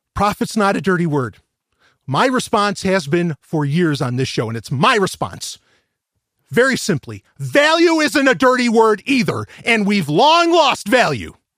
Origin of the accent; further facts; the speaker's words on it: New York, United States; I'm from New York